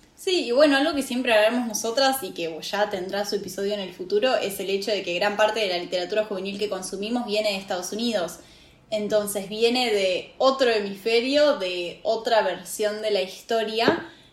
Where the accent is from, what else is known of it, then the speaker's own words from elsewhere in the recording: Argentina; de donde vengo, la comunidad mapuche, que es una comunidad indígena de Argentina, está muy presente